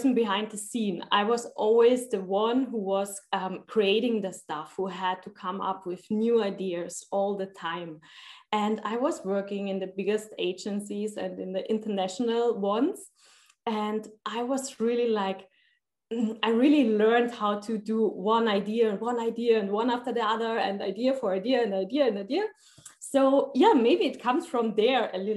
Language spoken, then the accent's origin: English; Austria; I'm from Austria. I'm living in Vienna.